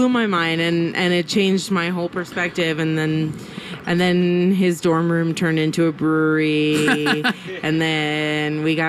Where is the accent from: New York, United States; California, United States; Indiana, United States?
New York, United States; New York City; moved away as an adult; now in Santa Fe, United States; So I grew up in New York City.